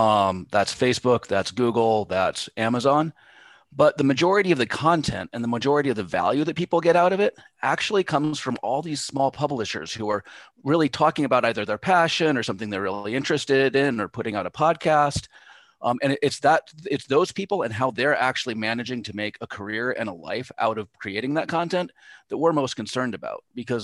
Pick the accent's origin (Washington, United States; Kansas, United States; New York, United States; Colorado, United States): Colorado, United States; I grew up in Colorado